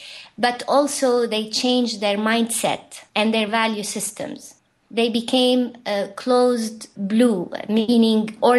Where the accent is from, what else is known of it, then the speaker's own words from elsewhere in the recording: Lebanon; So even though we were civilizations apart from Beirut, my home had an orange value system